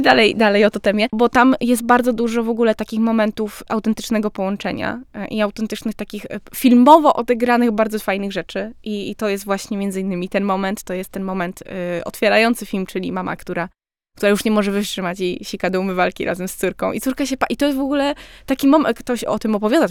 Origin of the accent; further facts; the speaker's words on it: Silesian Voivodeship, Poland; jestem ze Śląska